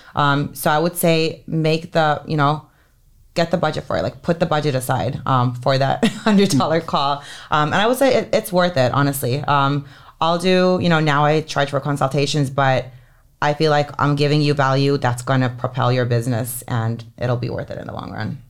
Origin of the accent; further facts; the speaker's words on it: Helsinki, Uusimaa, Finland; moved away; It's, like, the best high school in Helsinki where I grew up in Finland